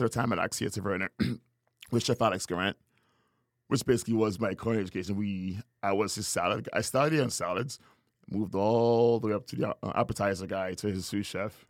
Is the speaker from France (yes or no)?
no; Tobago, Trinidad & Tobago; also born or lived in Trinidad; now in San Antonio, United States; I was born in Trinidad, grew up in Tobago